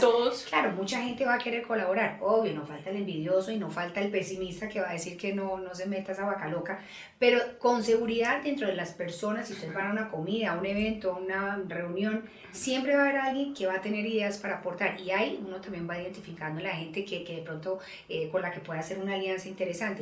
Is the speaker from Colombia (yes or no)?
yes; Colombia; Nosotros, sobre todo en Colombia